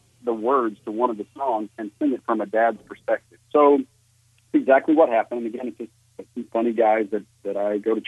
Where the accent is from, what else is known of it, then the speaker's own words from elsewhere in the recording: Virginia, United States; now in Los Angeles, United States; I grew up in Virginia